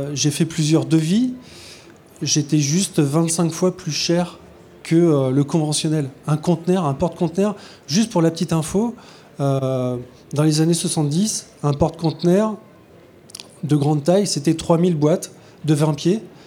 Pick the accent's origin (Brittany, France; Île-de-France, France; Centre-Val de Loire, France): Brittany, France; Brest; je suis né à Brest